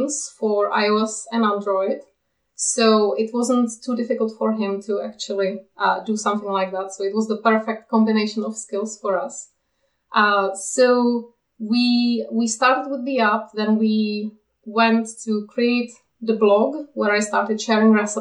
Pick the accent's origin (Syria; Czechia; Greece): Czechia; moved away as an adult; now in Kent, United Kingdom; I live in the UK, but I'm from the Czech Republic, where I spent most of my life. And now we live in Kent in the UK.